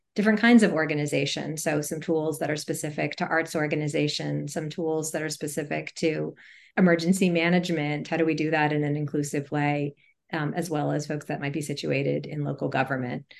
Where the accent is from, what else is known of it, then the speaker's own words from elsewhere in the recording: Montgomery County, Maryland, United States; also born or lived in Atlanta, Georgia; I grew up in uh, a suburb of Washington, D.C., in Montgomery County, Maryland